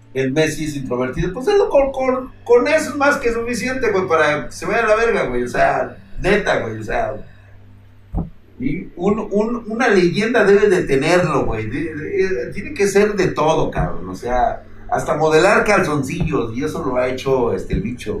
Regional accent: Mexico; a mis creencias y a mi cultura como mexicano

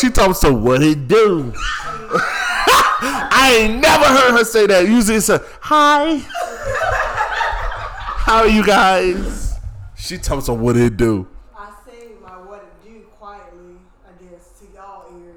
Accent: Philadelphia, Pennsylvania, United States; also born or lived in Greensboro, North Carolina; now in Durham, United States; I'm from Philly

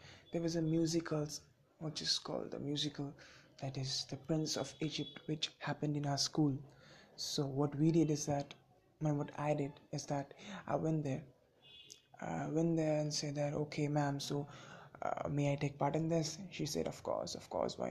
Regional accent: India; I am a teenager from India

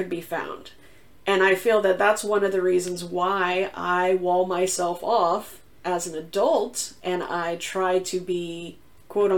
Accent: the South, United States; moved away as an adult; I grew up in the South

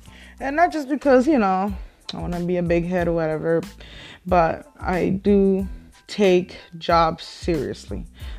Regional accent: Mexico; English is a second language; I was born and raised in Mexico, as you guys can probably tell from my accent. I don't have a very heavy accent anymore

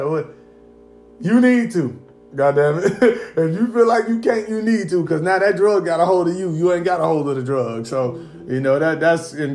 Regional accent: Indiana, United States; even when I was young, growing up in Indiana

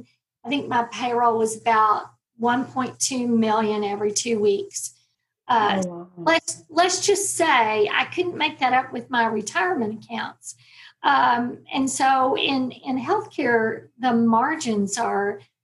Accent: Texas, United States; I'm a Texas girl. I always tell my children that I was born in Texas and I plan to die in Texas

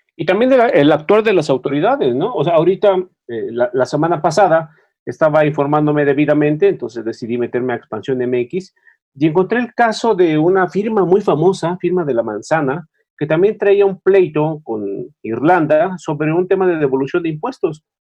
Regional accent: Mexico; como mexicanos

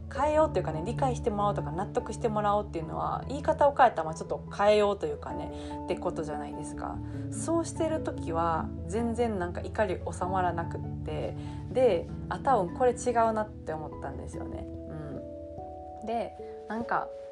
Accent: South Osaka, Japan; first language Japanese; 南大阪のあの悪のサラブレッド

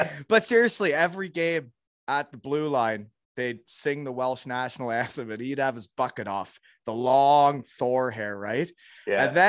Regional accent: Georgetown, Ontario, Canada; I was born in Georgetown 4 years later

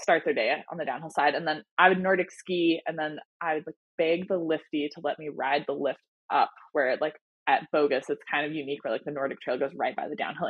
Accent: Boise, Idaho, United States; I grew up in Boise, Idaho

